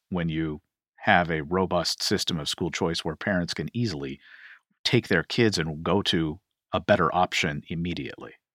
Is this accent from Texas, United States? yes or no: no; Kentucky, United States; my home state of Kentucky